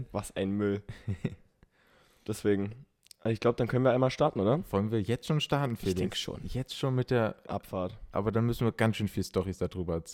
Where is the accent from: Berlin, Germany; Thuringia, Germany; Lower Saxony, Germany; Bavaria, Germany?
Berlin, Germany; Okay, wir kommen beide aus Berlin.